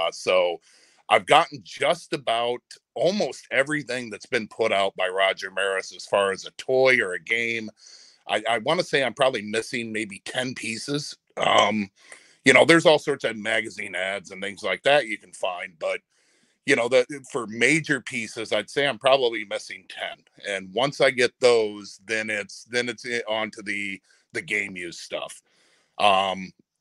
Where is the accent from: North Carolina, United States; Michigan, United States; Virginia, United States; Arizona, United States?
Michigan, United States; we're from Michigan